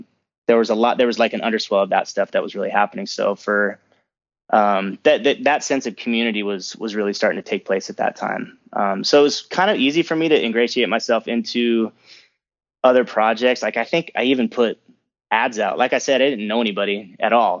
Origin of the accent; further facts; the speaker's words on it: San Diego, California, United States; moved away; also born or lived in Los Angeles; I grew up in San Diego, I was there for thirteen years